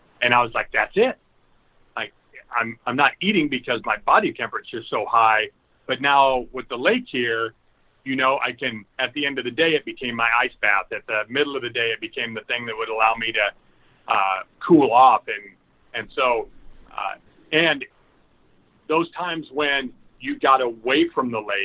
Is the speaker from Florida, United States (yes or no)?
no; Burlington, Iowa, United States; also born or lived in Mediapolis, Iowa; I grew up in Burlington and then ended up graduating from high school from Mediapolis